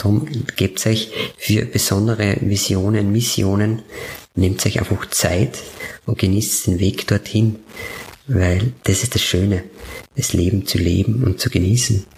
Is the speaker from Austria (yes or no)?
yes; Upper Styria, Austria; Obersteiermark gehen, weil das meine Heimat ist. Mhm. Ich komme ja von dort